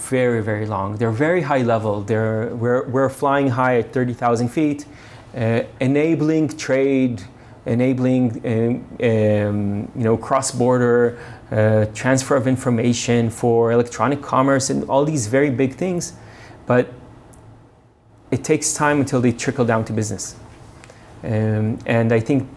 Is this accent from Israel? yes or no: yes; Beersheba, Southern District, Israel; moved away; also born or lived in United States; I was born in Beersheba, which is a desert town in Israel. I grew up in Israel and then moved around a bit because of my father's work. So I lived a bit in the U.S.